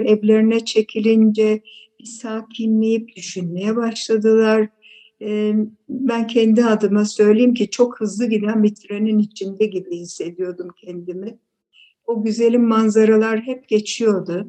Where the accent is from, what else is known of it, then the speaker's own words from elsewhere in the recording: Istanbul, Turkey; also born or lived in Aleppo, Syria; Biz beş kardeş dördümüz Halep'te doğduk. Daha sonra okul çağlarımızda e, anneannem İstanbul'da oturuyordu. O yüzden e, İstanbul'a geldik e, ve İstanbul'da okula verdiler.